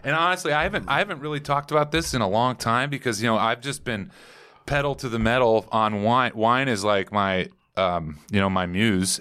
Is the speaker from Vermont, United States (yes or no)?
no; Minneapolis, Minnesota, United States; also born or lived in California; now in Templeton, United States; I grew up on the in the suburbs of Minneapolis